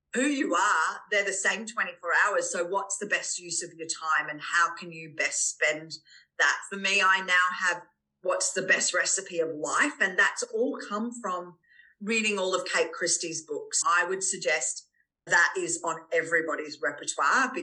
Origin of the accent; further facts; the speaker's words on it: Australia; we as Australian women